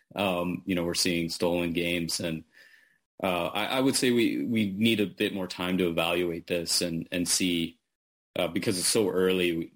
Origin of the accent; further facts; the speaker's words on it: Manitoba, Canada; when I was a kid growing up in Manitoba